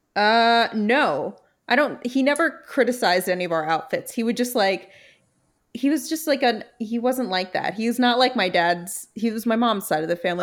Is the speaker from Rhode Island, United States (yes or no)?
no; New York City, New York, United States; I just was born in Brooklyn and thrilled about it